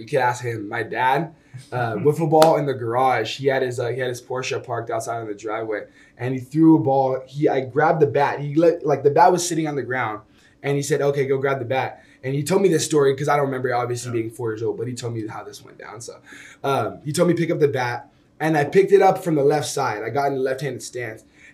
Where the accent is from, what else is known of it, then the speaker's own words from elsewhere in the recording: Sacramento, California, United States; moved away as an adult; Growing up in Sacramento, man, it's very very homey